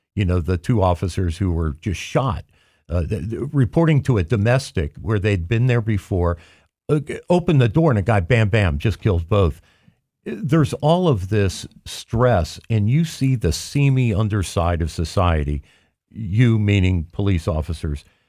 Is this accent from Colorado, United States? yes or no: no; Cincinnati, Ohio, United States; I grew up in Cincinnati